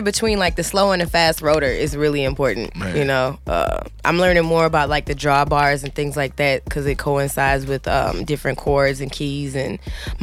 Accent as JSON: {"language": "English", "town": "St. Peters", "region": "Missouri", "country": "United States", "tie": "born or raised there", "also_born_or_lived": "North St. Louis", "said": "born and raised North City church life. Like, I'm from St. Peter's"}